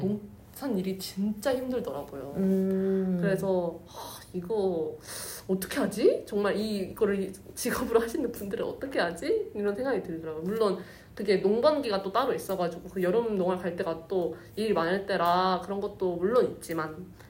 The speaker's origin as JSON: {"language": "Korean", "region": "Seoul", "country": "South Korea", "tie": "born or raised there", "said": "원래 서울에서 벗어난 적이 없는 사람이었어가지고"}